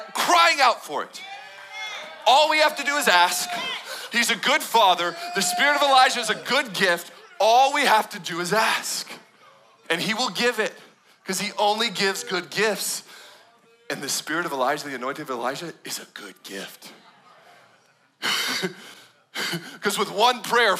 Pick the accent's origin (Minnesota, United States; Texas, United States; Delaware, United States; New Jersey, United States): Texas, United States; Austin; I'm from Austin